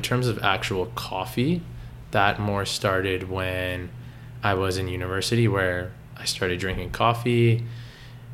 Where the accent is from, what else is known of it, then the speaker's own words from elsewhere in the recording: Richmond Hill, Ontario, Canada; growing up in Toronto, it wasn't anything like that. I grew up in Richmond Hill